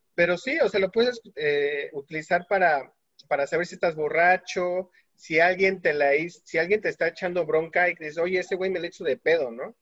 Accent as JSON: {"language": "Spanish", "country": "Mexico", "said": "Creo que hay palabras que realmente nos definen como mexicanos y cuando vamos al extranjero, automáticamente nos, nos identifican por esas palabras"}